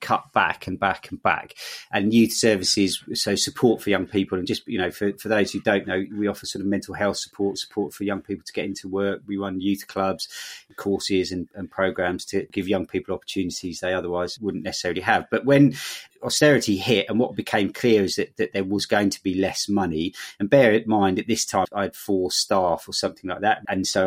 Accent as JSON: {"language": "English", "region": "London", "country": "United Kingdom", "tie": "born or raised there", "moved": "as an adult", "lives_now": "Bristol, United Kingdom", "said": "I grew up in London, but didn't want to live there anymore"}